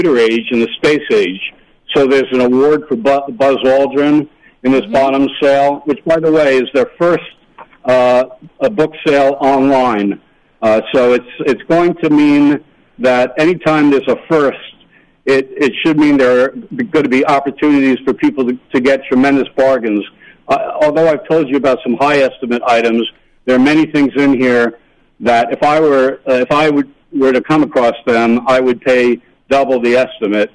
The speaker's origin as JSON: {"language": "English", "area": "Rockland County", "region": "New York", "country": "United States", "tie": "born or raised there", "said": "I grew up in Rockland County, New York"}